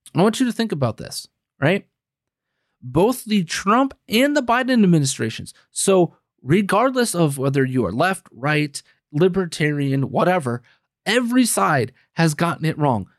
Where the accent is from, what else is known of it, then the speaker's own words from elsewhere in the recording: Green Bay, Wisconsin, United States; moved away as an adult; Green Bay, Wisconsin is my hometown. I lived there for thirty-three out of my first thirty-four years